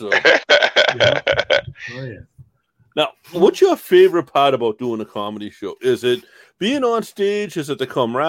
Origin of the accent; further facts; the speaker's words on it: Boston, Massachusetts, United States; we grew up in Southie together.